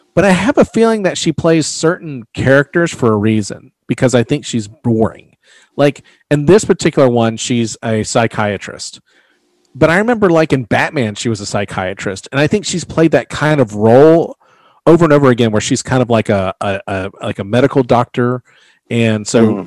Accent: the South, United States; I'm from the South

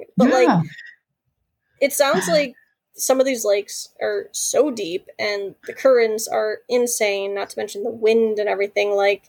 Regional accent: Michigan, United States

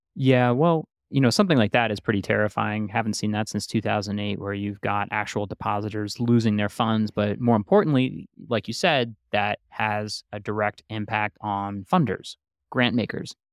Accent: New York, United States; I grew up in New York

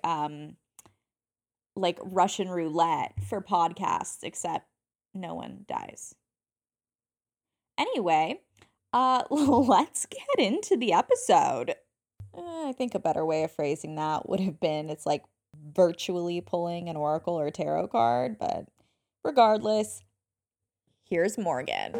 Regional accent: South Africa; I'm from South Africa, so my birth certificate doesn't have a time on it

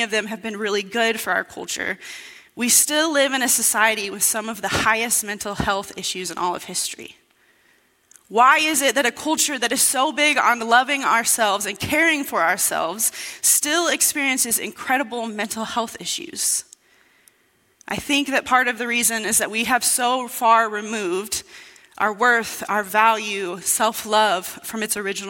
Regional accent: Indiana, United States; moved away as an adult; now in Brookings, United States; I grew up in Indiana. That's where I lived all my life until 5 years ago, until I moved here to Brookings to work at the church

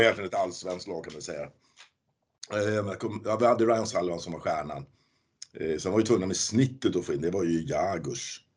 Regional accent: Hallstavik, Stockholm County, Sweden; Jag är ju från Hallstavik också. Vi är ju två lokala

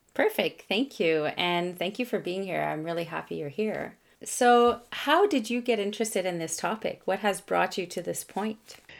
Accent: Canada; first language French; English is a second language; I'm a Francophone from Canada

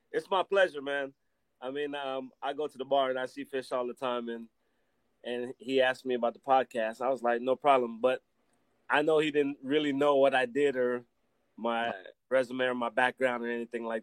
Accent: Belize; being that I am from Belize, I always try to take Belize everywhere to America, wherever I go, and put it in front of everybody.

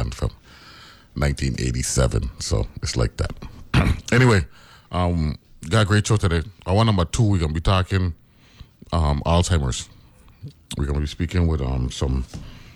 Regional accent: New York City, New York, United States; moved away; I was born in Harlem

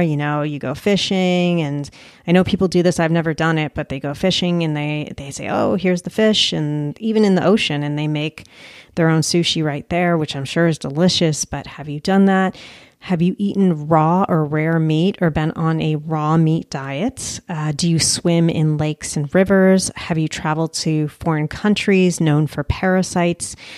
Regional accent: United States; also born or lived in Colombia; as Americans

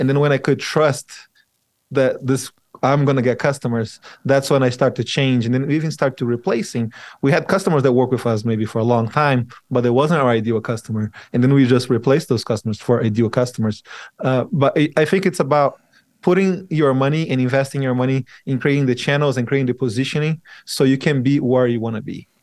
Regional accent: Brazil; now in Utah, United States; I moved to Utah. I'm originally from Brazil

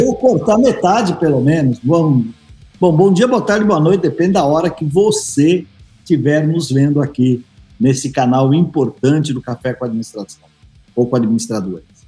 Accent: São Paulo, Brazil; num bar que meu pai tinha lá no, no Ipiranga, onde eu nasci

